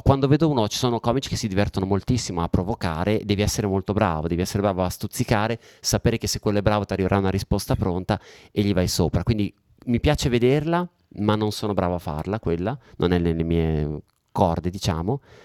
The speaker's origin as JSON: {"language": "Italian", "country": "Italy", "tie": "born or raised there", "also_born_or_lived": "London, United Kingdom", "accent": "Italian", "moved": "as an adult", "said": "sono cresciuto, nato e cresciuto in Italia, ho vissuto qua fino a oltre 30, fino a 35 anni"}